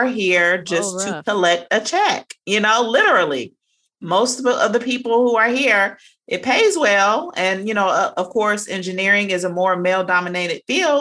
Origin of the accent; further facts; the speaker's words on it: Cincinnati, Ohio, United States; moved away as an adult; now in Savannah, United States; I am originally from Cincinnati, Ohio, but I currently reside in Savannah, Georgia